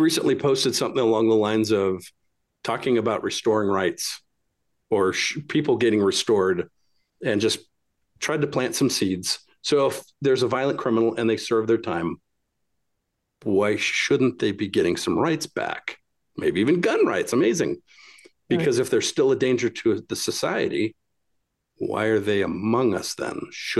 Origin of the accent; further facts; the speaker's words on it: Utah, United States; also born or lived in California / Illinois; Well, Utah. California, then suburb of Chicago, and then Utah since 97.